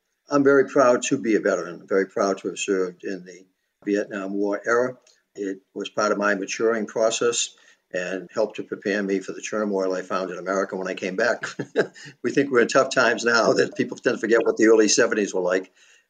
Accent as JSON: {"language": "English", "town": "Boston", "region": "Massachusetts", "country": "United States", "tie": "born or raised there", "said": "growing up in Boston in the 1950s and 60s"}